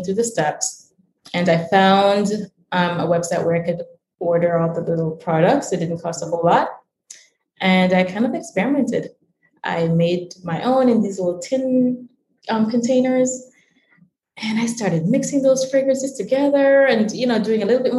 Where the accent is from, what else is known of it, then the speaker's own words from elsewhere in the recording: Jamaica; now in Washington, DC, United States; I was born in Jamaica, was born in the Caribbean